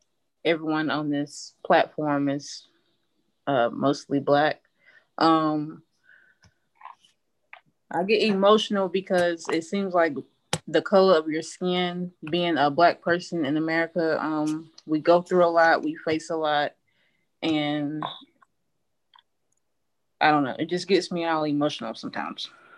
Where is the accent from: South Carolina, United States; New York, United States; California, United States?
South Carolina, United States; Due West; I'm from Due West, South Carolina.